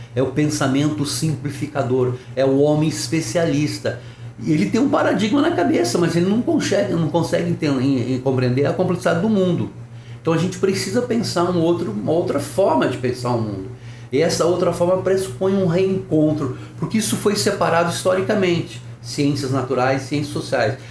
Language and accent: Portuguese; Paraná, Brazil; Eu sou, sou paranaense